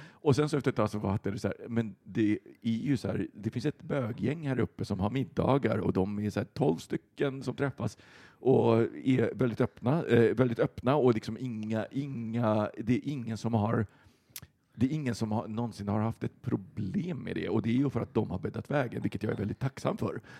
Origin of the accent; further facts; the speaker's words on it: Västerbotten County, Sweden; moved away; jag är uppe då hemma i Västerbotten